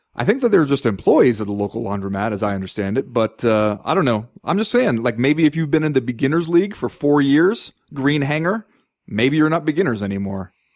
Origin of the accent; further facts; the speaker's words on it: Southern California, United States; moved away; I grew up in Southern California where you had to drive like thirty minutes to find an ice rink